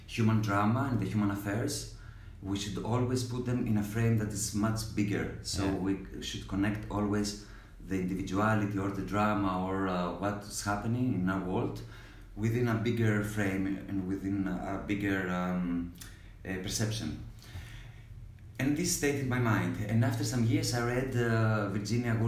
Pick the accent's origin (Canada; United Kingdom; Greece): Greece; Peloponnese; moved away as an adult; also born or lived in Athens, Greece / Amsterdam, Netherlands; I grew up in a small village in Peloponnese